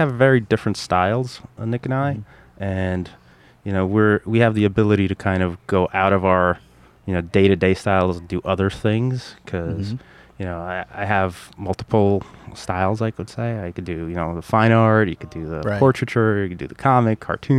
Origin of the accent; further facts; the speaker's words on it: Russia; moved away; I came originally from Russia, back in the 80s, early 80s.